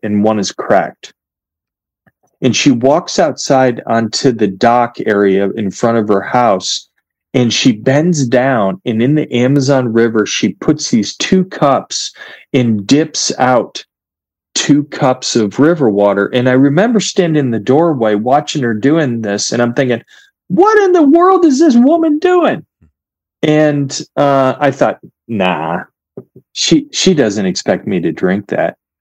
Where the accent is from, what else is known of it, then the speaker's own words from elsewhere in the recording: United States; I'm an American